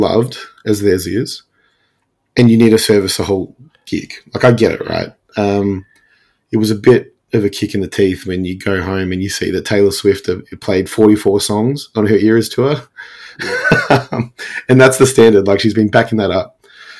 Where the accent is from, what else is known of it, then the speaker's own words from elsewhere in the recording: Melbourne, Victoria, Australia; it was my hometown.